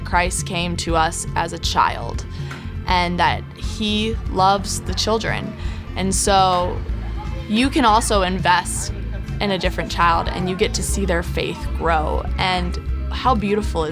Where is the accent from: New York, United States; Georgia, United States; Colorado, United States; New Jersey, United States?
Colorado, United States; Boulder; moved away as an adult; also born or lived in Auburn, Alabama; So I grew up in Boulder.